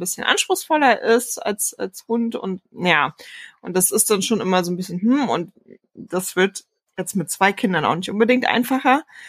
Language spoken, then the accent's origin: German; Saxony-Anhalt, Germany; moved away; also born or lived in Rostock / Berlin; wir kommen ja eigentlich aus Sachsen-Anhalt